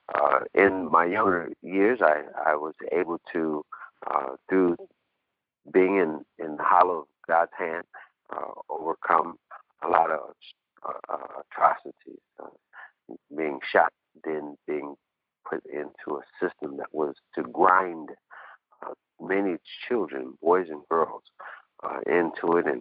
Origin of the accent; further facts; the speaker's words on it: Cleveland, Ohio, United States; also born or lived in Humboldt, Tennessee; I was born in Humboldt, Tennessee. I was with my mom, a matriarchal family. We moved to Cleveland, Ohio, early in my life.